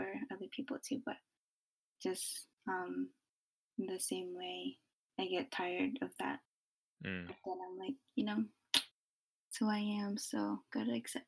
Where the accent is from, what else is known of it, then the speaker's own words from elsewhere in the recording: Philippines; also born or lived in Japan; I'm from the Philippines, when I grew up in Japan